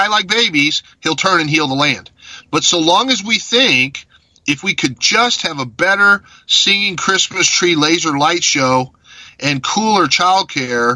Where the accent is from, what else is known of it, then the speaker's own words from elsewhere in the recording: Mexico; moved away; I grew up in Mexico, where in every village there's a big cathedral